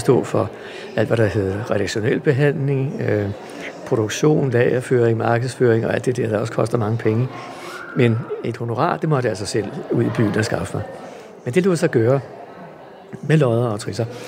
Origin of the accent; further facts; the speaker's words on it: Helsingør, Capital Region of Denmark, Denmark; jeg er vokset op i Helsingør